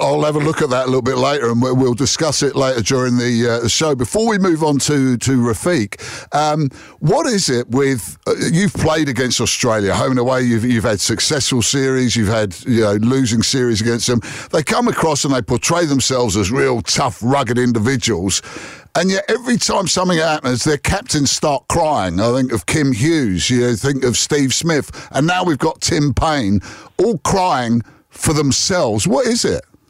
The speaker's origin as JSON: {"language": "English", "region": "England", "country": "United Kingdom", "said": "as an Englishman"}